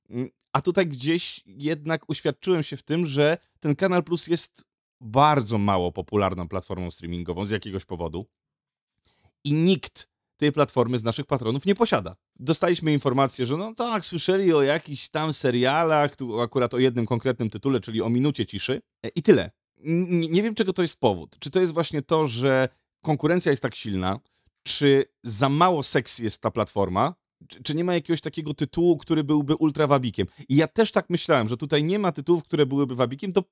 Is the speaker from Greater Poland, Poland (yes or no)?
no; Łódź, Łódź Voivodeship, Poland; Ja jestem młodziak Łodziak